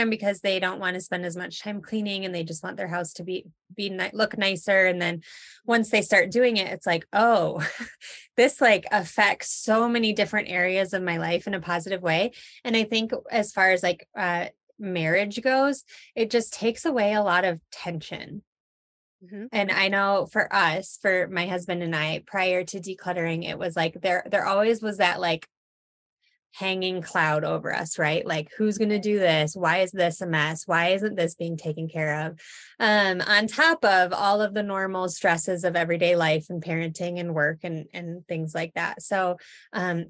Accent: Michigan, United States; moved away as an adult; now in Colorado, United States; I'm from Michigan originally.

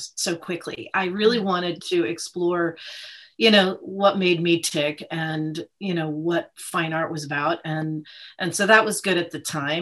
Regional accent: Old Saybrook, Connecticut, United States; I grew up in a small town in Connecticut, Old Saybrook

